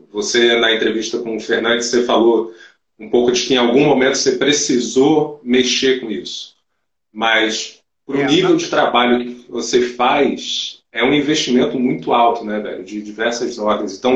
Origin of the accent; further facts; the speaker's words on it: Brazil; É que como bom brasileiro, eu tô com uma certa gambiarra aqui.